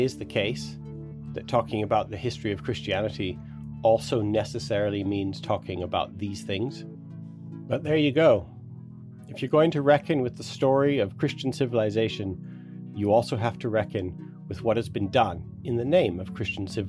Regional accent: Canada; I grew up on Blackfoot territory.

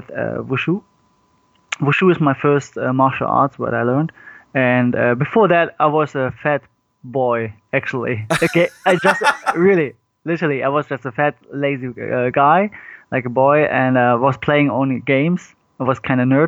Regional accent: Cologne, North Rhine-Westphalia, Germany; I was born in Germany, but my parents moved when they was like 18, they moved to Germany. And I was born and raised in Germany.

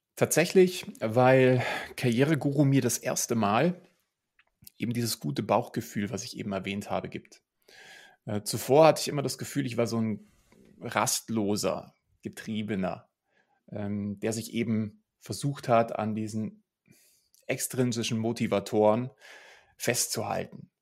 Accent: Munich, Bavaria, Germany; ich bin hier in München groß geworden

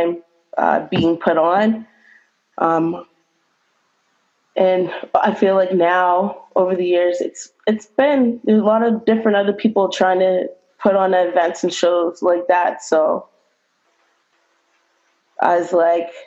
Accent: Halifax, Nova Scotia, Canada; also born or lived in Dartmouth, Nova Scotia; I'm from both sides of the bridges. So when I was younger, I lived in Spryfield till I was 15. And then my parents decided to move to Woodside in Dartmouth

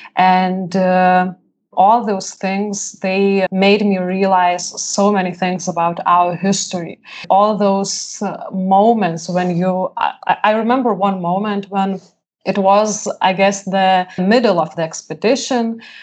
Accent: Lithuania; I was born in Lithuania when it was free world

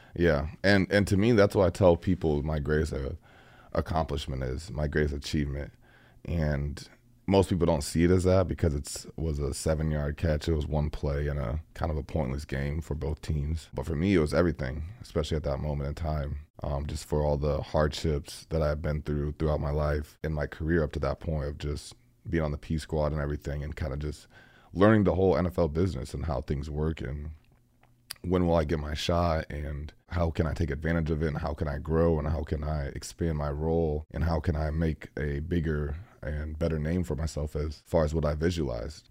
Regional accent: Iowa, United States; now in Green Bay, United States; I grew up in Iowa

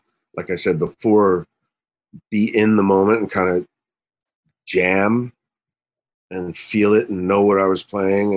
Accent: New Jersey, United States; I'm from Jersey

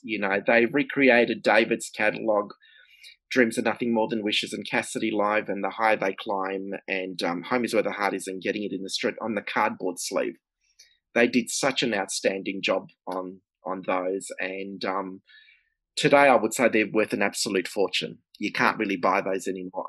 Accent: Melbourne, Victoria, Australia; I'm from Melbourne, Australia

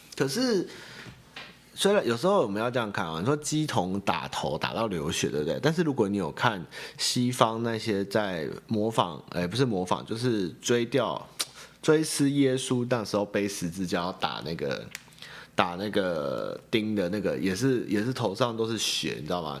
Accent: Xinying, Tainan, Taiwan; now in New Taipei, Taiwan; 我老家就新营人啊， 啊， 我也不会说我是台南人啊，我都说我是新营人

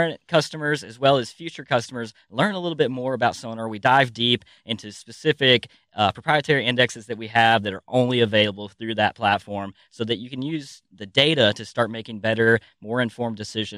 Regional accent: near Chattanooga, North Georgia, United States; I am from Tennessee. Well, North Georgia, right across the state line, but I claim Chattanooga because I could throw rocks at it from my house.

